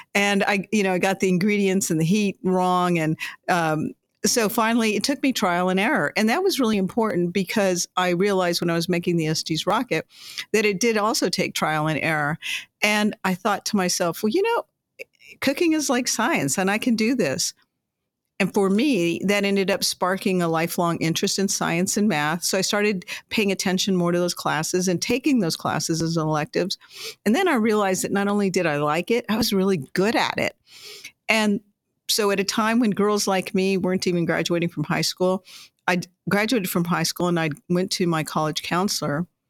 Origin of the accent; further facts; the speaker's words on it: Las Cruces, New Mexico, United States; when I was a young girl growing up in Las Cruces, New Mexico